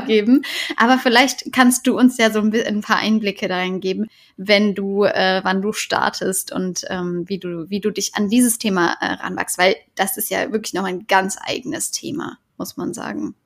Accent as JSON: {"language": "German", "town": "Cologne", "region": "North Rhine-Westphalia", "country": "Germany", "tie": "born or raised there", "said": "Ich bin in Köln geboren"}